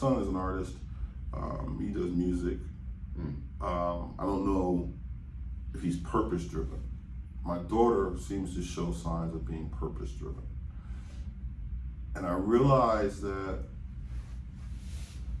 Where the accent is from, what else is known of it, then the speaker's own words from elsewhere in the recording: Cleveland, Ohio, United States; moved away as an adult; also born or lived in California; I'm from Cleveland. I'm from the East Side. You know what I mean? I'm from Kinsman.